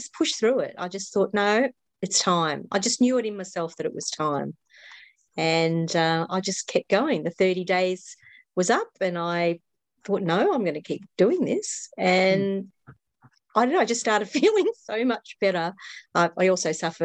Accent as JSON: {"language": "English", "country": "Australia", "said": "I'm obviously an Australian."}